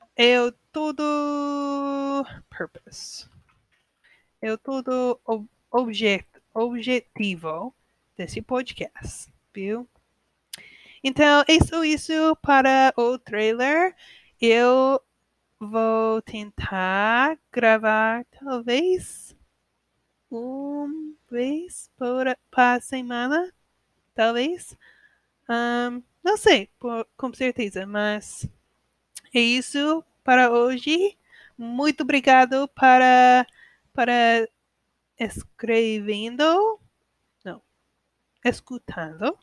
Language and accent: Portuguese; United States; Portuguese is a second language; eu sou americana